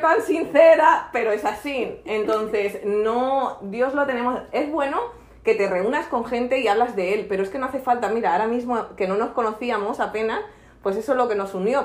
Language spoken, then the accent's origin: Spanish; Barcelona, Catalonia, Spain; moved away as an adult; also born or lived in Marbella; yo soy de Barcelona y luego me fui de, a los 27 años hasta Marbella